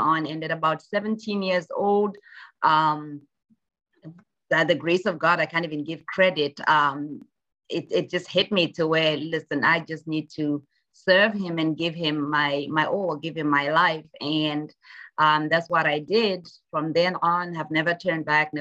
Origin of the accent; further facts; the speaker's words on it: Zimbabwe; moved away as an adult; now in United States; I'm from Zimbabwe originally. And so I grew up in Zimbabwe. I went to high school in Zimbabwe, then came out here for college.